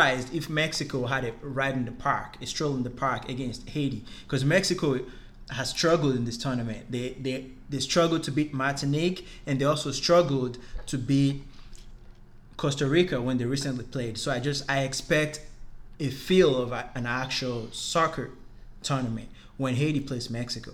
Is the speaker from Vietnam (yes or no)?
no; Nigeria; as a Nigerian